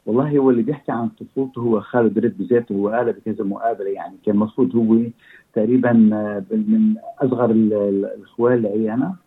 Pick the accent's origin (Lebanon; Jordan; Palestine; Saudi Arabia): Lebanon; moved away as an adult; also born or lived in Egypt; now in Australia; أنا جيت من حوالي خمسة وأربعين سنة أستراليا. وكنا- كنا ساكنين بلبنان، نحن لبنانيين